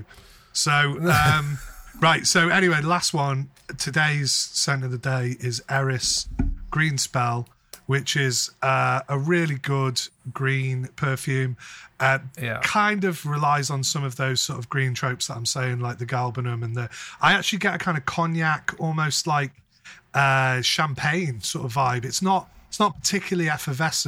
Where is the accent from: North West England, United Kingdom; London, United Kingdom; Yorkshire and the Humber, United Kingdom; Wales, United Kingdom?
North West England, United Kingdom; I'm not a Scouser. They would call they would call me a wool